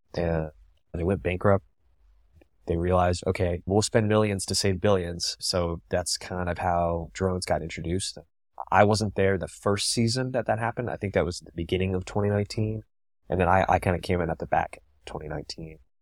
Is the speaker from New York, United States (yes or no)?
no; Tampa, Florida, United States; I'm from Tampa